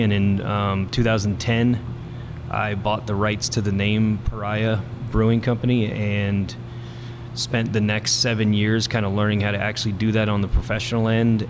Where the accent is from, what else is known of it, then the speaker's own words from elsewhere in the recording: Bowie, Maryland, United States; moved away as an adult; also born or lived in western United States; I was born and raised here. I grew up in Bowie, so um, this is home to me.